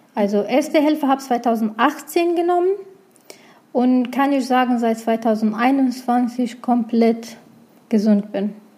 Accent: Iraq; German is a second language; moved away as an adult; now in Germany; ich bin aus dem Irak, habe geflüchtet, nach Deutschland gekommen

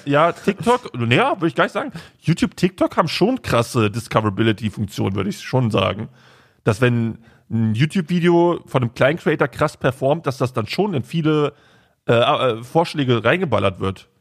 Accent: Braunschweig, Lower Saxony, Germany; bei uns in Braunschweig

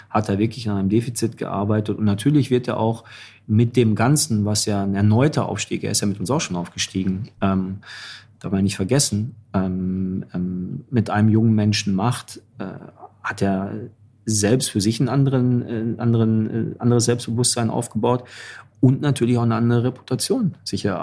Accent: Dortmund, North Rhine-Westphalia, Germany; jetzt bin ich als Dortmunder äh, kann ich das Thema nochmal aufmachen.

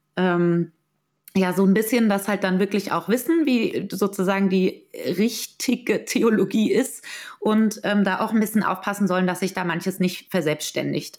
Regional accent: Mainz, Rhineland-Palatinate, Germany; moved away as an adult; also born or lived in Heidelberg; Ich bin ursprünglich aus Mainz, also und habe dann in Heidelberg studiert.

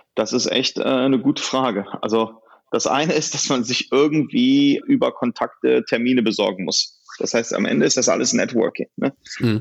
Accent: Solingen, North Rhine-Westphalia, Germany; moved away as an adult; also born or lived in Silicon Valley; Also ich habe meine Heimat in Solingen und dort sind auch meine Kinder zu Hause und dort werden wir bleiben.

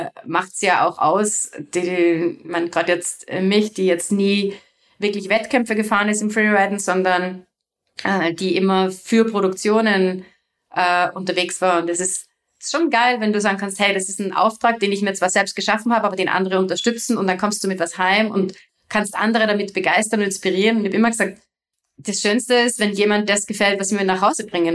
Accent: Salzburg, Austria; bei uns in Salzburg

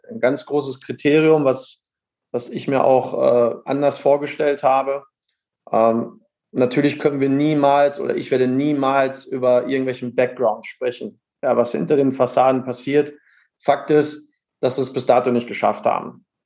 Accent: North Rhine-Westphalia, Germany; als Sauerländer, ich bin ein Kämpfer

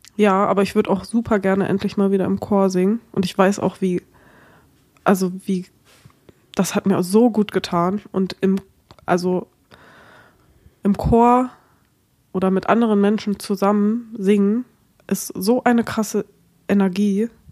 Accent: Germany; accent: German; meinen deutschen Akzent

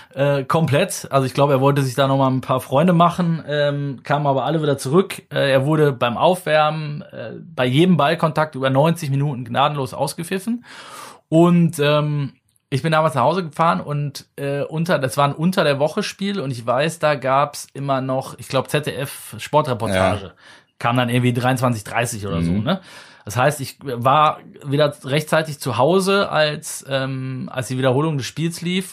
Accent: the Mönchengladbach area, North Rhine-Westphalia, Germany; ich komme ja aus der Ecke

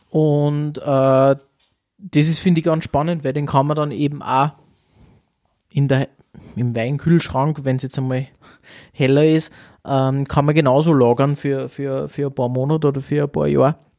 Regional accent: Austria; bei uns in Österreich

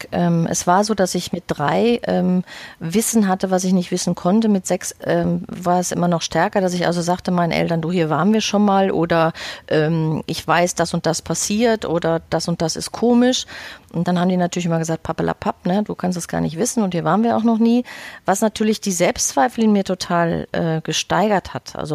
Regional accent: Bochum, North Rhine-Westphalia, Germany; now in Hamburg, Germany; bin ich eigentlich ein Kind aus dem Ruhrpott, richtig aus Bochum ähm, und habe da auch viele Jahre gelebt und bin vor zehn Jahren ungefähr nach Hamburg gegangen

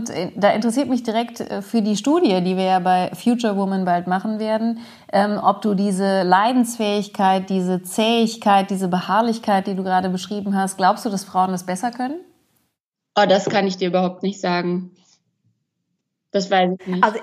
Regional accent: United States; ich will jetzigen jetzt als Amerikanerin nichts unterstellen

